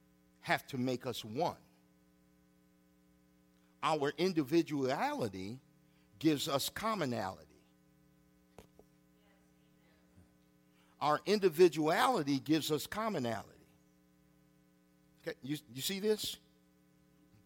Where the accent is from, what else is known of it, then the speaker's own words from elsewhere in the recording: Freeport, Illinois, United States; I grew up on Madison Street in Freeport, Illinois.